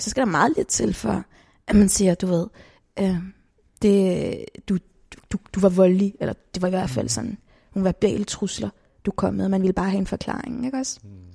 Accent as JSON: {"language": "Danish", "town": "Copenhagen", "region": "Capital Region of Denmark", "country": "Denmark", "tie": "born or raised there", "said": "født og opvokset i København"}